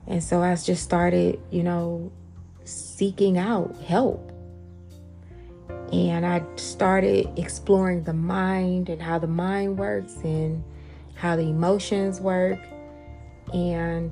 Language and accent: English; Atlanta, Georgia, United States; I'm from Atlanta, born and raised